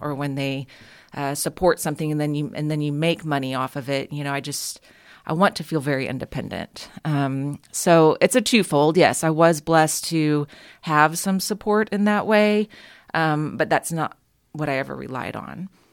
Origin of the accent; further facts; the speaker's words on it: Houston, Texas, United States; also born or lived in San Marcos, Texas; when I was growing up in Houston